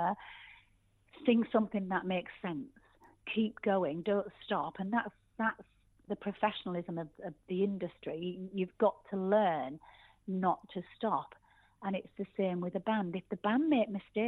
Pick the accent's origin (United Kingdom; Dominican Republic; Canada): United Kingdom; Yorkshire and the Humber; I'm actually a Yorkshire girl through and through.